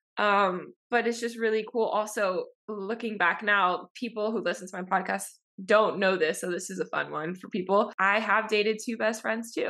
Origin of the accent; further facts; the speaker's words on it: Miami, Florida, United States; also born or lived in Orlando, Florida; I'm from Florida, Miami, grew up here my entire life.